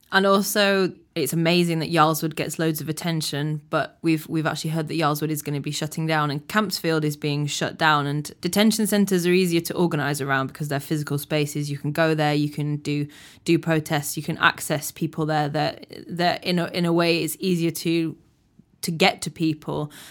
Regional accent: United Kingdom; I'm achingly British

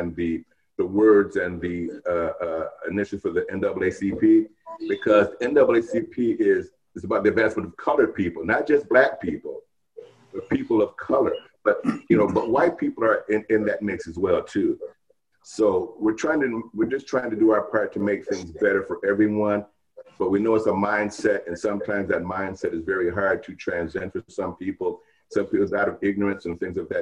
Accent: Detroit, Michigan, United States; moved away as an adult; now in Florida, United States; I grew up in Detroit

